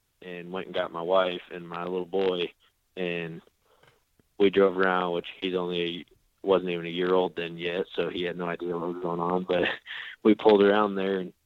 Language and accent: English; South Dakota, United States; moved away as an adult; now in Oklahoma, United States; when I was growing up in South Dakota, we pheasant hunted all the time